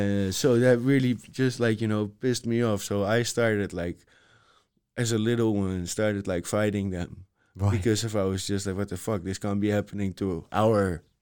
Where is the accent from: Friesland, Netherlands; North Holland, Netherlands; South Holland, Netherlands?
North Holland, Netherlands; Amsterdam; where I got born, the area I grew up in Amsterdam, the east side of Amsterdam, that was where the football stadium was also.